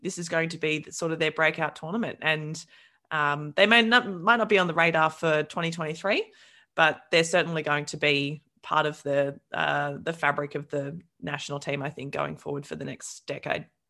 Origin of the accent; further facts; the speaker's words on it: New South Wales, Australia; I'm from New South Wales